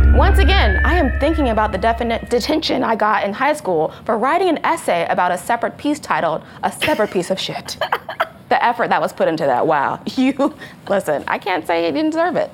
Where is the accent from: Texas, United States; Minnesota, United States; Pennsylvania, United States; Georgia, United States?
Texas, United States; I was from Texas